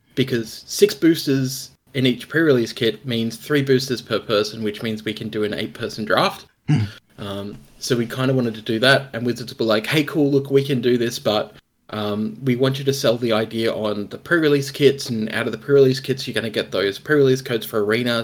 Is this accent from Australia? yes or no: yes; Australia; being an Australian, an Australian content creator